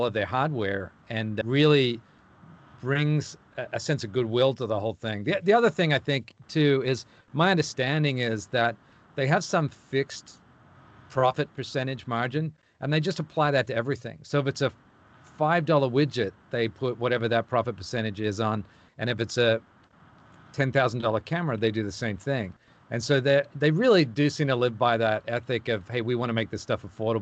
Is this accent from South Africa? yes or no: no; Australia; I'm Australian